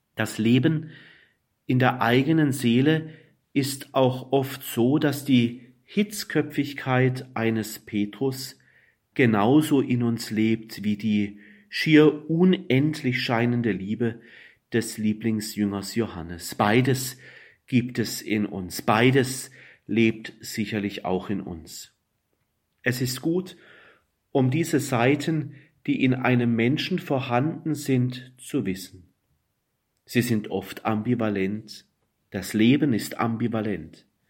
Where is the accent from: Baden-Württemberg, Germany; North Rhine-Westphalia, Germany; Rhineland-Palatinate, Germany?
Baden-Württemberg, Germany; Black Forest; Ich komme aus dem Schwarzwald